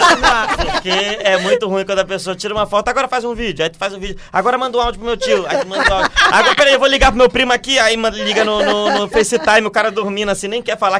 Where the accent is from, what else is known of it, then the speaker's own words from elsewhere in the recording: Belém, Pará, Brazil; moved away as an adult; also born or lived in Rio de Janeiro; sou de Belém